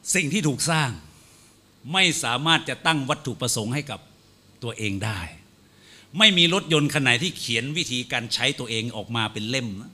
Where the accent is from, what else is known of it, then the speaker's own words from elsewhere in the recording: Phetchabun, Thailand; ผมนั้นภูมิใจมากเลยเกิดมาได้เป็นคนเพชรบูรณ์บ้านเกิดอยู่ที่ศิลาหลังเขา